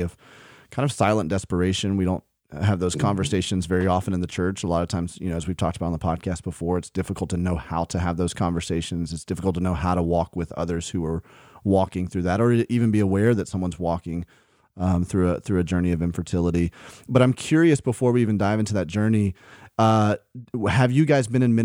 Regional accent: Birmingham, Alabama, United States; accent: Southern; I grew up in Birmingham, where most of my time was spent

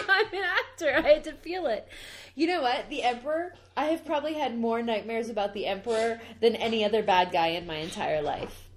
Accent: Canada; I'm a Canadian.

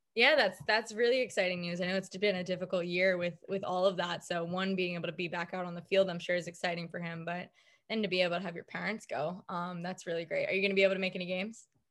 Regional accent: Islip, New York, United States; I grew up in Islip

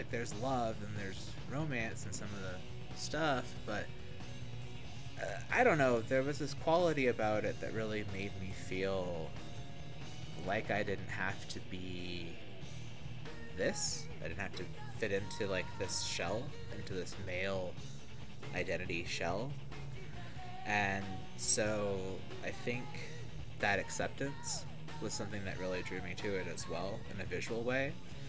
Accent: the South, United States; And growing up in the South and not having access to that, and having a 2-hour conversation with my friend about this boy that looks like a girl

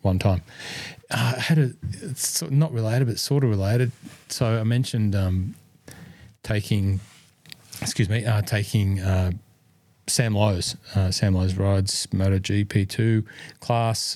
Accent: Cessnock, New South Wales, Australia; born or raised there

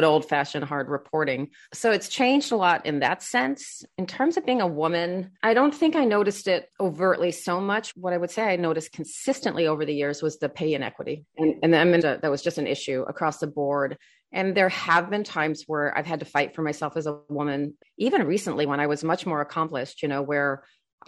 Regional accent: Australia; I grew up in Australia

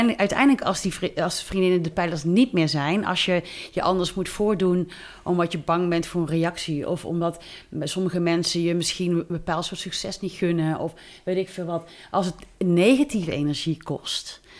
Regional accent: near Tilburg, North Brabant, Netherlands; also born or lived in Amsterdam; ik kom uit de buurt van Tilburg

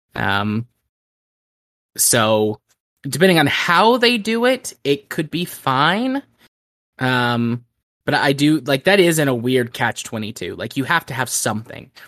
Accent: United States; I'm an American.

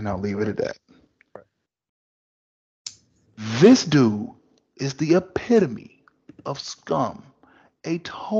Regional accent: Durham, North Carolina, United States; I'm from Durham, so we had the Duke lacrosse thing

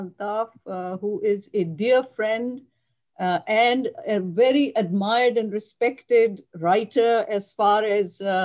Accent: Pakistan; moved away as an adult; also born or lived in Karachi; now in United States; I grew up in Pakistan, and I graduated from med school in Karachi.

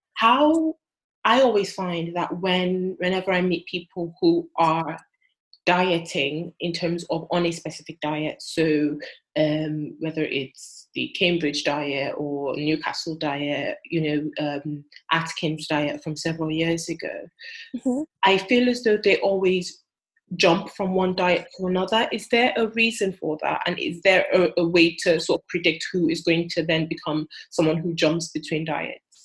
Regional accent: Nigeria; I'm Nigerian

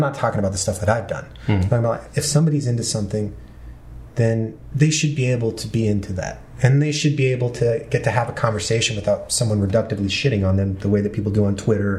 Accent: Marietta, Georgia, United States; born or raised there; now in Los Angeles, United States

